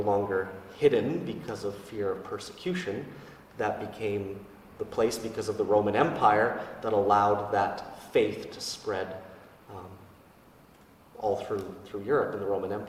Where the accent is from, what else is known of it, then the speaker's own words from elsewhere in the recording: St. Albert, Alberta, Canada; now in Fort Saskatchewan, Canada; I'm originally from St. Albert, and I've been a priest for 6 years for the Archdiocese of Edmonton.